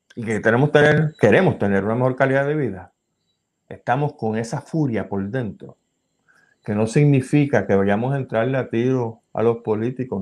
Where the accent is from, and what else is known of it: Puerto Rico